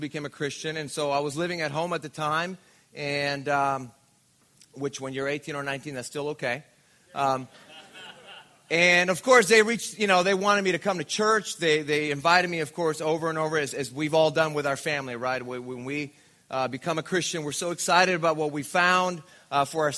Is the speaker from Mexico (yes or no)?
yes; Mexico; now in Orange County, United States; I was born and raised in Mexico